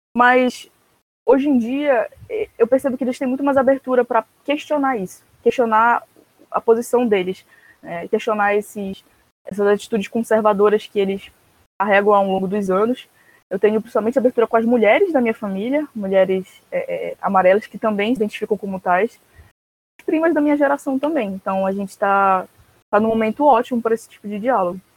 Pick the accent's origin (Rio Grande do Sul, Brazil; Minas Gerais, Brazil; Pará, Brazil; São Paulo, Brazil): Pará, Brazil; Belém; sou de Belém do Pará, norte do país